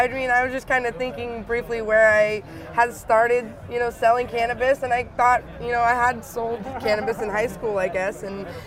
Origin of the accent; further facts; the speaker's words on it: Bay Area, California, United States; also born or lived in Hayward / Oakland / San Ramon / Napa; when people ask me where I'm from, I usually just say the Bay Area because I have literally lived all over